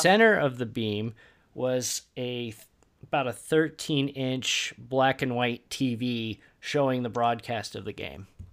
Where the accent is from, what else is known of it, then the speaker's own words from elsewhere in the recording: Indiana, United States; I have a birth certificate that says I was born in Indiana